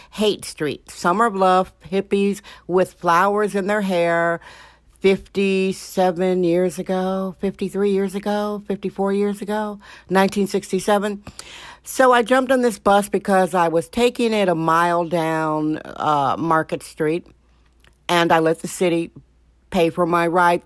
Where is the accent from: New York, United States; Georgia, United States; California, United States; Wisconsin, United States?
Wisconsin, United States; now in San Francisco, United States; Reminded me of my Wisconsin childhood. Yes, I'm from Wisconsin.